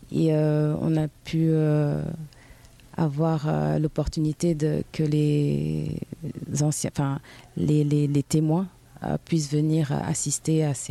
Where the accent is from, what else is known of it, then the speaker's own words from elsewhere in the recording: Guinea-Bissau; also born or lived in Cape Verde; car moi je viens de la Guinée-Bissau et du Cap Vert, j'ai les deux.